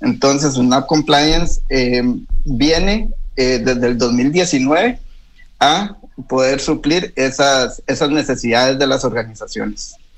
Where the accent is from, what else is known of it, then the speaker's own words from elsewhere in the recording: Costa Rica; now in Chile; Yo soy de Costa Rica